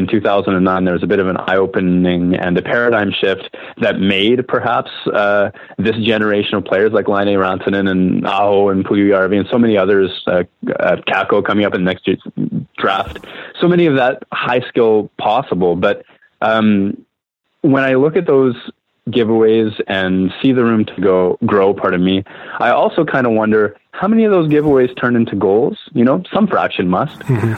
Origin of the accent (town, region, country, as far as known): Winnipeg, Manitoba, Canada